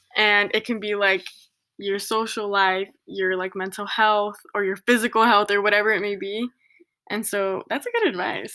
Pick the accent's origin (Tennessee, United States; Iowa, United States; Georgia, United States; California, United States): California, United States; Santa Ana; moved away as an adult; now in Riverside, United States; I grew up in Santa Ana